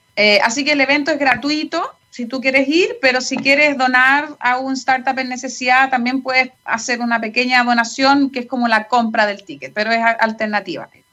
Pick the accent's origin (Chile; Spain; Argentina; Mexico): Chile; moved away as an adult; also born or lived in United States; Yo me fui a los 21 años de Chile, de hecho, me estuve casi 18 años fuera de Chile